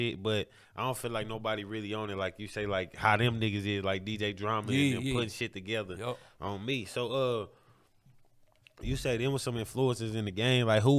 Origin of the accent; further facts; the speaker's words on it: St. Louis, Missouri, United States; I was born on Grand and Blair. Right over there in that area. So growing up on the north side